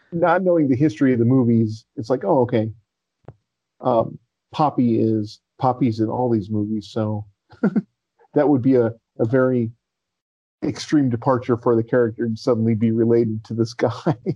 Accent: United States

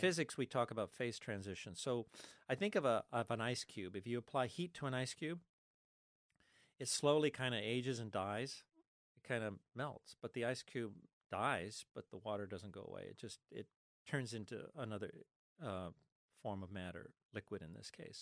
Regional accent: Los Angeles, California, United States; I was born in East L A in the middle of the Mexican barrio. I'm Mexican, Spanish, Cuban, with a little bit of Austrian. And so growing up in the Mexican barrio of East L

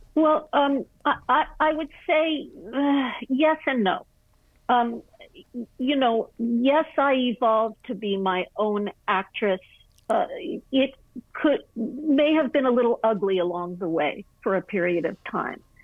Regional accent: Malibu, California, United States; I was raised in Malibu colony at a very interesting time.

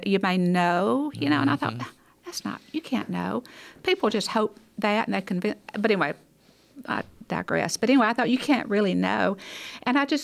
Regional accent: Hackleburg, Alabama, United States; I was born, raised in Hackleburg, Alabama

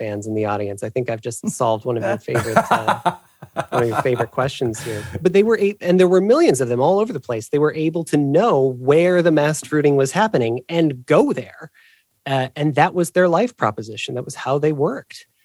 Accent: Illinois, United States; moved away as an adult; now in Ohio, United States; I, I grew up in Illinois

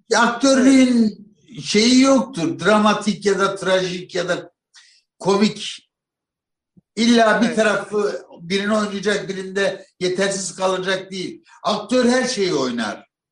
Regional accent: Malatya, Turkey; bir kapıcılar dairesinin yanında büyüdüm Malatya'da.

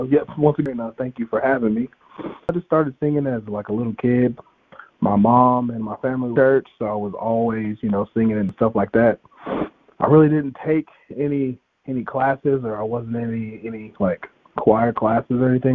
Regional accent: Texas, United States; now in Arcata, United States; I'm from a small town, homie.

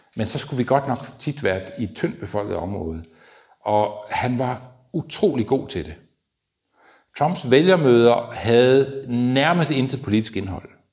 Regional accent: Denmark; jeg var fra Danmark

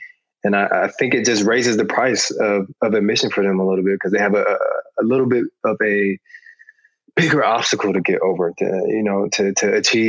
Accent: Atlanta, Georgia, United States; And honestly, I took it for granted when I was growing up in Atlanta, but I think it did something to me.

